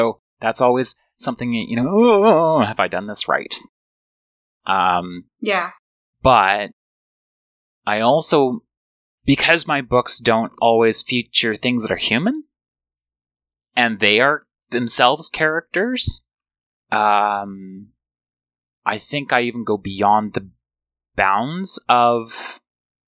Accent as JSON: {"language": "English", "country": "Canada", "tie": "born or raised there", "also_born_or_lived": "United States", "said": "Growing up in Canada"}